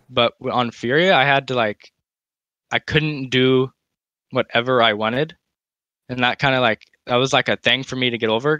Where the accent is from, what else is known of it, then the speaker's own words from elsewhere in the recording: United States; As an American